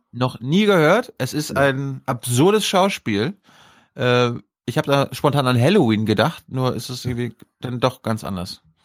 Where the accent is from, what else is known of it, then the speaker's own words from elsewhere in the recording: Berlin, Germany; ich als Berliner